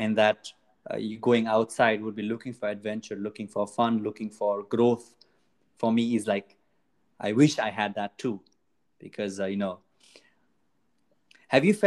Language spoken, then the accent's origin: English; Nepal; moved away as an adult; now in Italy; I am from Nepal